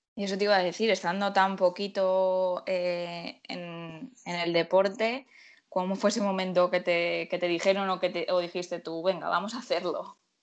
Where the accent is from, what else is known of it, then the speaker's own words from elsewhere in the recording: Murcia, Region of Murcia, Spain; Yo soy de Murcia